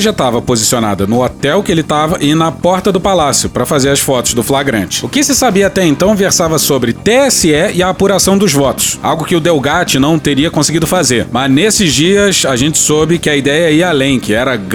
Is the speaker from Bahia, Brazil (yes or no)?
yes; Bahia, Brazil; Que eu sou baiano.